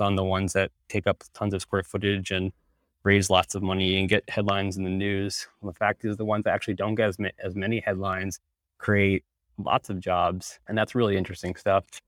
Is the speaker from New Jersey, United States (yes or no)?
no; Northern Virginia, United States; moved away as an adult; also born or lived in Arlington, Virginia; now in Amsterdam, Netherlands; I'm from Northern Virginia originally, I was living in Arlington at the time, currently actually live in Europe in, in Amsterdam